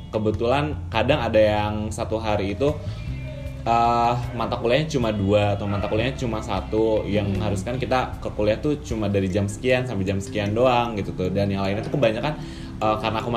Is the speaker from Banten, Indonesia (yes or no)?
yes; Serang, Banten, Indonesia; now in Bandung, Indonesia; kota asal aku which is uh, kota asal aku Serang ya teman-teman